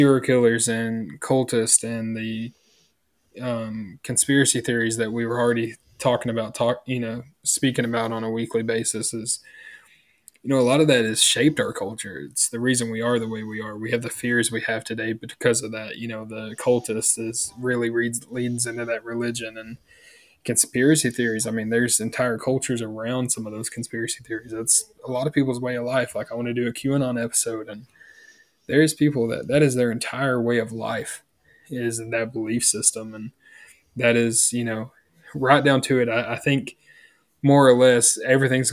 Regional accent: the South, United States; we're from the South, you know, Bible Belt of the South.

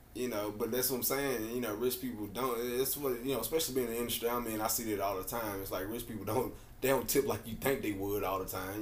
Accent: Nashville, Tennessee, United States; I grew up out in Bellevue

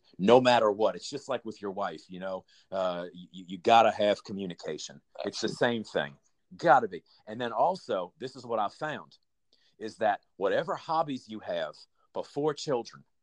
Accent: New Orleans, Louisiana, United States; I grew up in New Orleans.

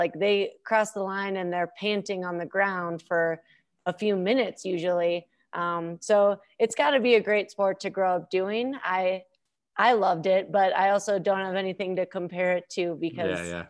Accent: Minnesota, United States; growing up in Minnesota, doing Nordic skiing and then having really fantastic coaches and teammates have got to all be factors in that.

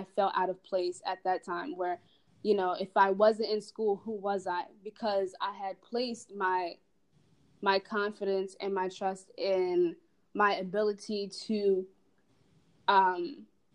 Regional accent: Delaware, United States; I am from Delaware

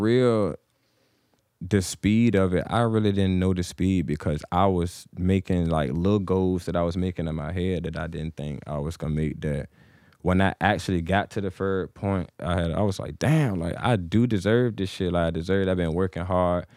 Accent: Suffolk, Virginia, United States; moved away as an adult; now in Chesapeake, United States; I was born, I'm from Suffolk

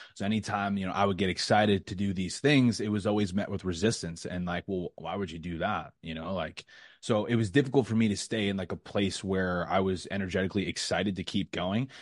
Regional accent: New York, United States; moved away as an adult; now in Florida, United States; I was born and raised in New York, like I said, I'm twenty-seven, I spent twenty-five years there.

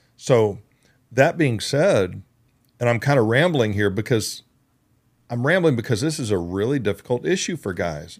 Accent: United States; moved away; also born or lived in Georgia / Oklahoma; I grew up in Georgia and Oklahoma.

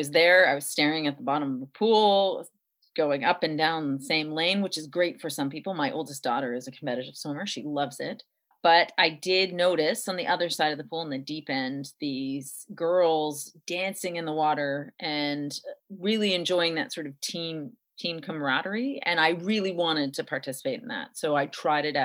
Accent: Montreal, Quebec, Canada; I grew up in Montreal

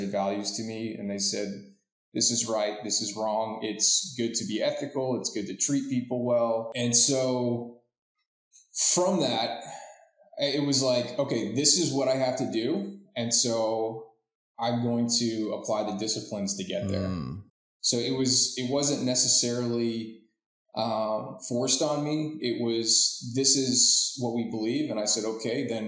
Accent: Florida, United States; I was born in Florida

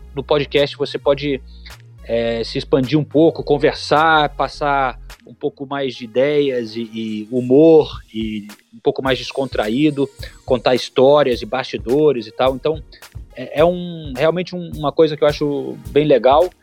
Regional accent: Brazil; moved away; A gente, como brasileiro

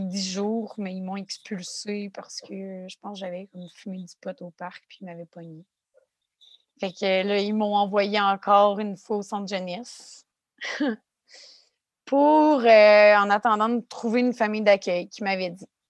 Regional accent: Quebec City, Quebec, Canada; je viens de Québec, ça arrive sud de Québec

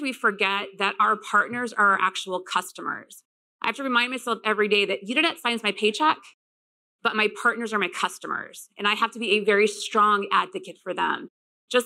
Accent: Midwest, United States; I'm from the Midwest.

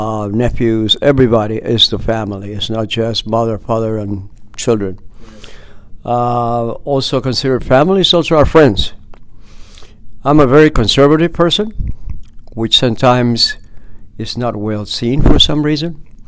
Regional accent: Peru; also born or lived in Guthrie, Oklahoma; now in United States; Well, I'm originally from Oklahoma, Guthrie, Oklahoma. That's where I was born. When I turned 6 years old, my parents took me to Peru.

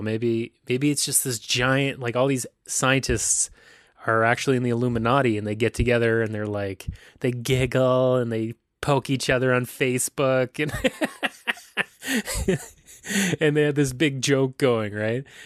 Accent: County Cork, Ireland; now in Toronto, Canada; I wear red because that's the, that's the color of my county in Ireland, County Cork

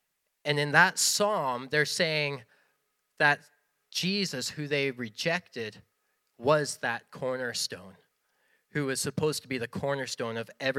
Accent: Western Canada, Canada; We come from Western Canada. No one has stone foundations out there, so it was all gibberish to us.

